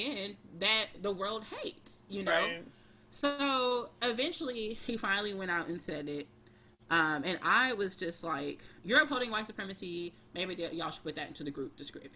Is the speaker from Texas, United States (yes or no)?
yes; Houston, Texas, United States; now in Brooklyn, United States; I'm from Houston, like …. And I live in Brooklyn